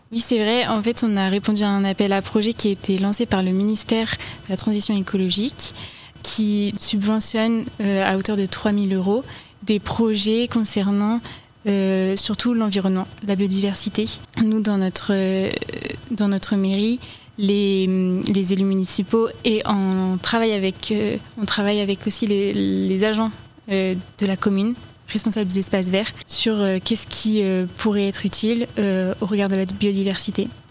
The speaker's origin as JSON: {"language": "French", "area": "Finistère", "region": "Brittany", "country": "France", "moved": "yes", "lives_now": "Orne, France", "said": "je suis du Finistère"}